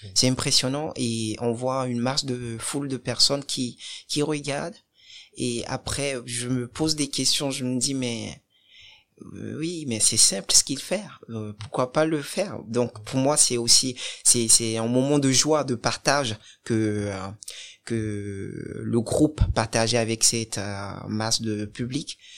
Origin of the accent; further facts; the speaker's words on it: Cotonou, Littoral, Benin; now in France; Je suis né au Bénin, à Cotonou. Et je suis d'origine béninoise